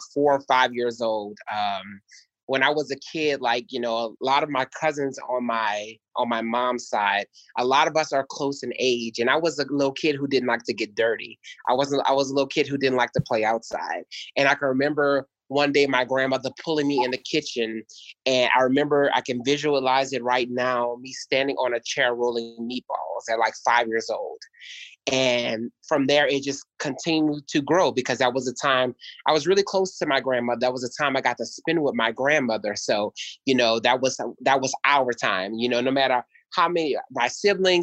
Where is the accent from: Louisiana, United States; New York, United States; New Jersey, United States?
Louisiana, United States; New Orleans; I'm from New Orleans, so, you know, food is a big old part of where I'm from